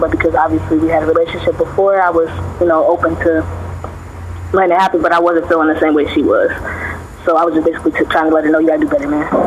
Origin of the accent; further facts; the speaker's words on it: Cincinnati, Ohio, United States; I'm from Cincinnati. Uh, I've been in Cincinnati